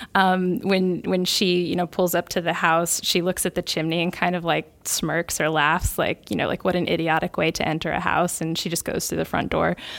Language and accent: English; United States; as an American